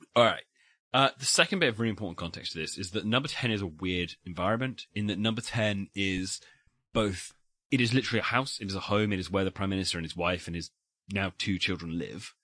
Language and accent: English; United Kingdom; we are British